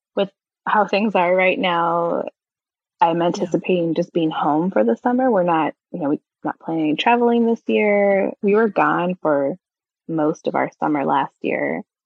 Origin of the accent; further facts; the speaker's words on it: California, United States; moved away; I grew up in California.